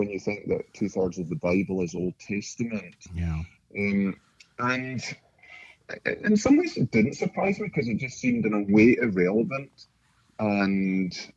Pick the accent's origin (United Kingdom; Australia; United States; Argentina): United Kingdom; Scotland; moved away as an adult; Originally from Scotland, born and brought up there, and converted to Christ there in my early 20s